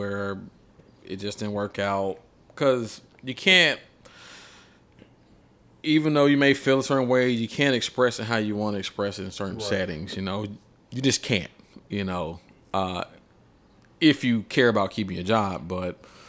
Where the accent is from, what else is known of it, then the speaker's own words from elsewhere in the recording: Atlanta, Georgia, United States; now in Nashville, United States; I'm from Atlanta, which is a black mecca.